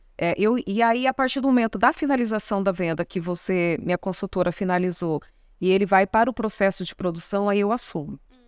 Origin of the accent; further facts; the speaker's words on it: São Paulo, Brazil; now in Mato Grosso do Sul, Brazil; Sou paulista, moro aqui, eu sou sumatogrossense de coração